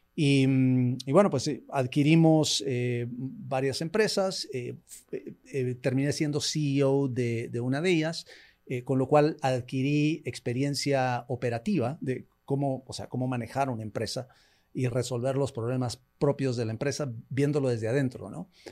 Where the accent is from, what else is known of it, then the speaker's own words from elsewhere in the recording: Guatemala; moved away as an adult; also born or lived in United States; nací, en Guatemala, eh, los, primeros años de mi vida estuve, eh, los, primeros años de mi vida los pasé en Estados Unidos, después regresé acá, em, estudié acá hasta la secundaria